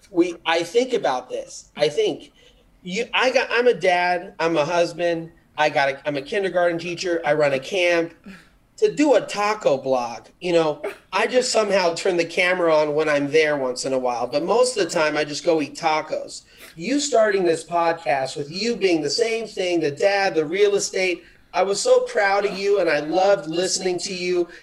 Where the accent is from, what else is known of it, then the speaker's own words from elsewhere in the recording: Los Angeles, California, United States; I'm an LA boy. I grew up in in Beverlywood